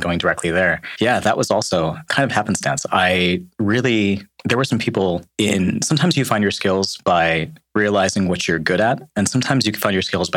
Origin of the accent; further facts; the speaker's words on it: Chicago, Illinois, United States; moved away as an adult; also born or lived in Seattle / Bay Area / Michigan; now in East Bay, United States; I was born and raised in Chicago